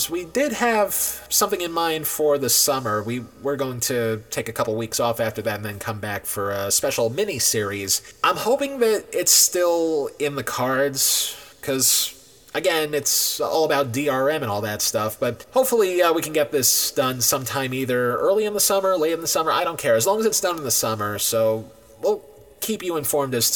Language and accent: English; New York, United States; I'm born and raised in New York